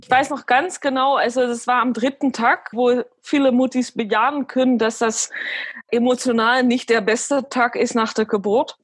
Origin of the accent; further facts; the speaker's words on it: Alkmaar, North Holland, Netherlands; also born or lived in Belgium; now in Aachen, Germany; gebürtige Holländerin oder Niederländerin, so wie, wie die meisten sagen, und bin geboren in Alkmaar